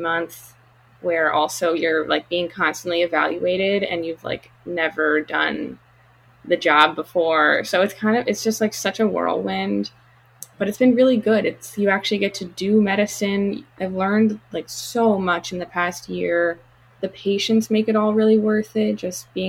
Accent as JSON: {"language": "English", "region": "Colorado", "country": "United States", "tie": "born or raised there", "also_born_or_lived": "Chicago, Illinois / Princeton, New Jersey / Dallas, Texas", "moved": "as an adult", "lives_now": "Los Angeles, United States", "said": "I moved to Colorado when I was like around 9. Went to middle school and high school in Colorado"}